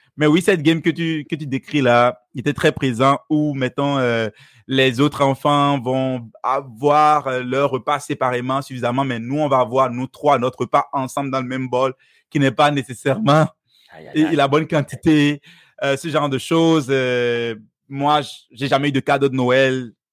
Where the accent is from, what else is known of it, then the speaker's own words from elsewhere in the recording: Benin; first language Fon; French is a second language; moved away; Je suis originaire du Bénin.